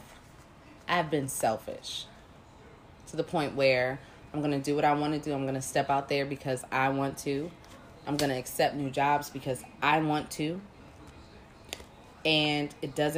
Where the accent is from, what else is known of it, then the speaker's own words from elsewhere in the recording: Virginia, United States; I'm from Virginia.